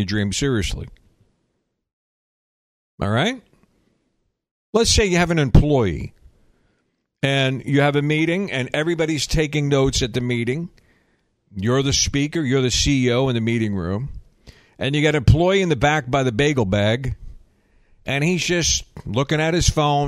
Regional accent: the South, United States; I'm a Southerner

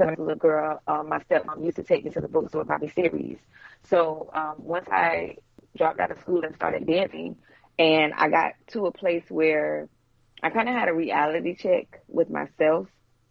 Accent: Ventura, California, United States; I was raised in California, in Ventura. I was born in California. Okay. I was born in Ventura, California. My dad, he was in the Navy, so we moved around quite a lot.

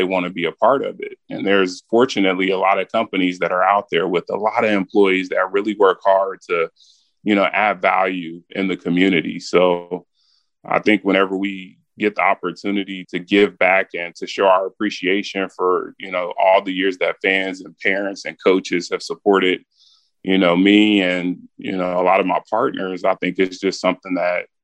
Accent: Wichita, Kansas, United States; moved away; when I was a kid in Wichita

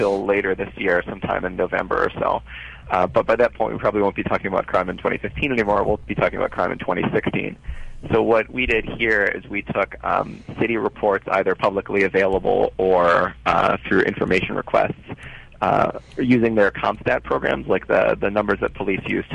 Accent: New York, United States; a New Yorker like myself

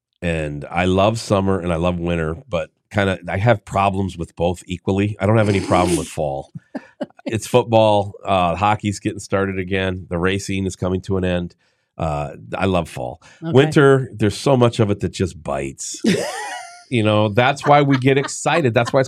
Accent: Minnesota, United States; moved away; also born or lived in Bering Sea, Alaska; Because we grew up in Minnesota. We lived in northern Minnesota. Yeah. Then we moved to the Bering Sea in Alaska for 3 years.

